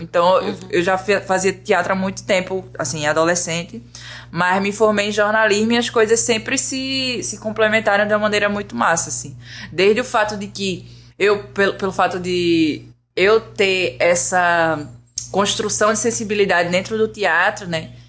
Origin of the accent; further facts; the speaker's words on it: Igarassu, Pernambuco, Brazil; moved away as an adult; also born or lived in Recife; now in Rio de Janeiro, Brazil; Eu sou de Igaraçu, que é uma cidade que é mais ou menos a 30 a 40 quilômetros da, da universidade em Recife